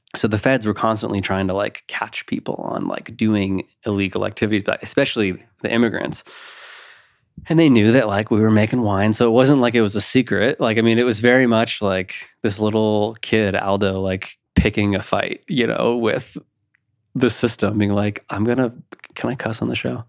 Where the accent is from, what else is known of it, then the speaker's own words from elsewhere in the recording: Napa, California, United States; now in Colorado, United States; I, I grew up in Napa, California, which is, I mean, it's a little agriculture town